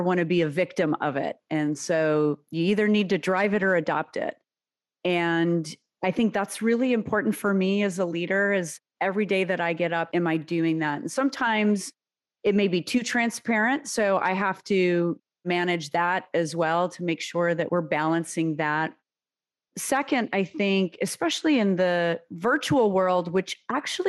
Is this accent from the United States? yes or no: yes; United States; first language Serbian; English is a second language; my parents came to the U.S. from former Yugoslavia, 7 months pregnant with me